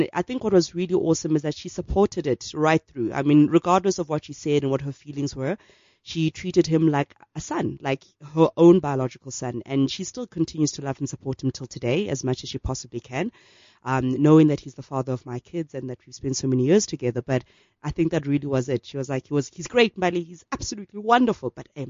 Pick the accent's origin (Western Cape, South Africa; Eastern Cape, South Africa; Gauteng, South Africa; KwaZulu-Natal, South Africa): Gauteng, South Africa; Soweto; Okay, so I was sick of school, and we lived in Diepkloof at the time